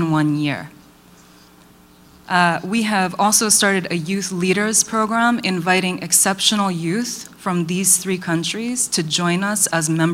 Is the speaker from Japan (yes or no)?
yes; Kyoto, Japan; I was born in Kyoto, Japan, to a Korean mother and an American father